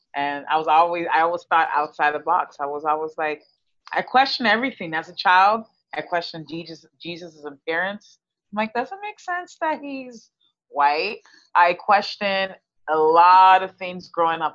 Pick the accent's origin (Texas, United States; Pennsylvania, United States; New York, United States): Texas, United States; moved away as an adult; now in Canada; I'm Canadian. I was raised in Texas. Our family moved down to Texas because my mom's in the, in the medical field, and um, we moved to Texas when I was ten, and we stayed there basically my whole life